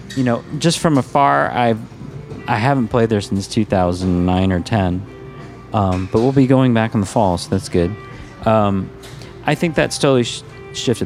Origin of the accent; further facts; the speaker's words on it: Midwest, United States; also born or lived in Los Angeles, California; now in Minnesota, United States; I'm from the Midwest. I work hard